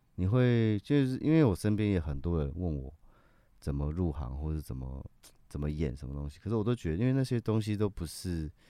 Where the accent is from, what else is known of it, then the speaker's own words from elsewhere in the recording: Taiwan; 我有一半台湾族的血统嗯。，所以我从小就在部落长大